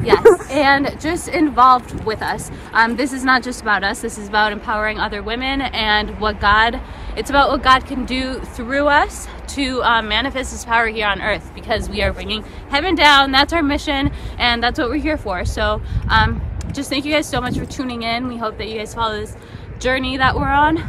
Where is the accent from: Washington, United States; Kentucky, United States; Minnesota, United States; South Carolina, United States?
Minnesota, United States; also born or lived in Mexico; I was born in Mexico, raised in Minnesota. I've been here for over 20 years.